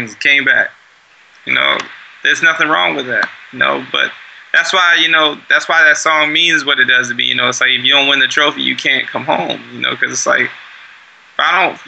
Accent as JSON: {"language": "English", "town": "Baltimore", "region": "Maryland", "country": "United States", "moved": "yes", "said": "I'm from Baltimore and I rep Baltimore"}